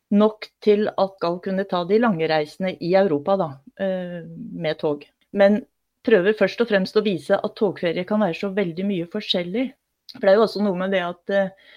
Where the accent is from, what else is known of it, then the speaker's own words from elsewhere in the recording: Oppland, Innlandet, Norway; Jeg har vokst opp i Oppland fylke, altså Gjøvik er hverdagsbyen